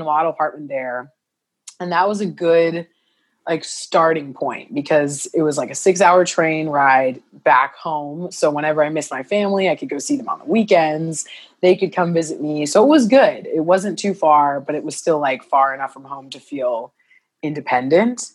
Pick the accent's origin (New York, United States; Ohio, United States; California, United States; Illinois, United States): Illinois, United States; Carbondale; moved away as an adult; also born or lived in Columbia, Missouri; now in Los Angeles, United States; I moved to Carbondale, Illinois, mm-hmm. it was a small town southern illinois but great like hometown great place to grow up